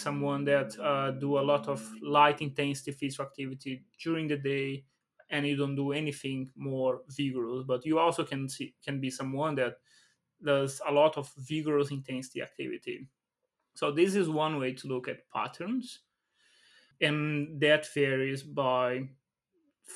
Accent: Brazil; I come from Brazil

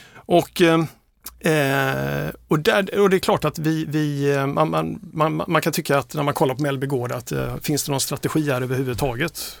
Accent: Trelleborg, Skåne, Sweden; moved away as an adult; also born or lived in Gothenburg / Malmö; now in Stockholm, Sweden; är jag uppvuxen i Trelleborg

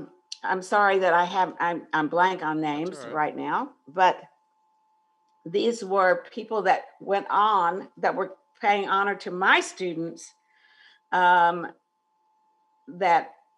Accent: Houston, Texas, United States; I applied for a job at my alma mater, which was Spring Branch High School.

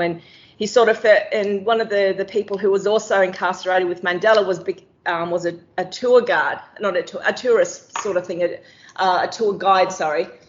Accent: Darwin, Northern Territory, Australia; as a kid growing up in Darwin

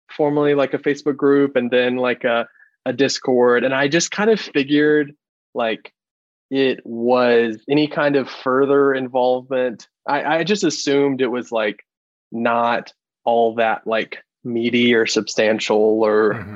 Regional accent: Athens, Georgia, United States; I'm an Athens, a native Athenian, and lived here my

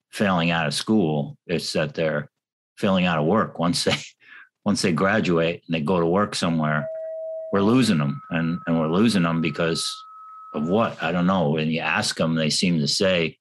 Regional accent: New York City, New York, United States; moved away; I come from New York City

